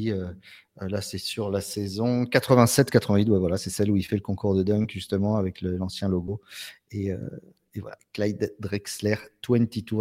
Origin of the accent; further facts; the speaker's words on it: Marseille, Provence-Alpes-Côte d'Azur, France; en tant que Marseillais, ouais.